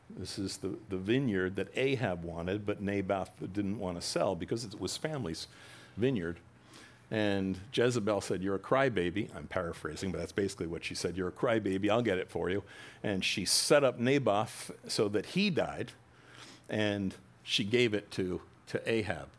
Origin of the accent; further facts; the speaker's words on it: New Jersey, United States; I'm from Jersey